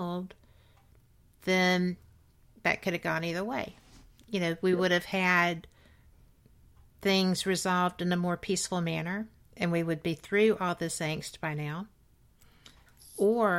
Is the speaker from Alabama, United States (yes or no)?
yes; Birmingham, Alabama, United States; I'm from Birmingham, Alabama. I grew up here in the 60s